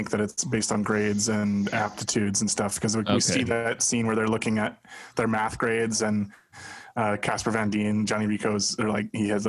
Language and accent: English; Buenos Aires, Argentina; I'm from Buenos Aires, and I say kill them all.